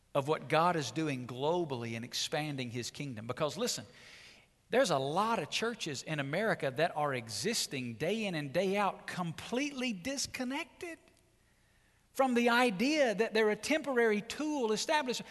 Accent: Muscle Shoals, Alabama, United States; moved away as an adult; now in Las Vegas, United States; I was raised in Muscle Shoals, Alabama

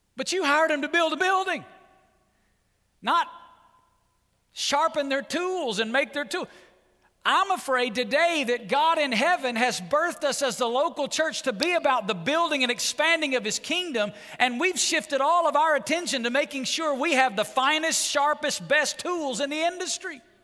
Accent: Muscle Shoals, Alabama, United States; moved away as an adult; now in Las Vegas, United States; I was raised in Muscle Shoals, Alabama

